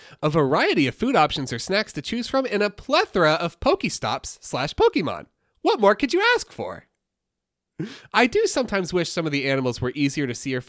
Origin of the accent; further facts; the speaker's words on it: New York City, New York, United States; I'm from New York City, and life is a gray blur.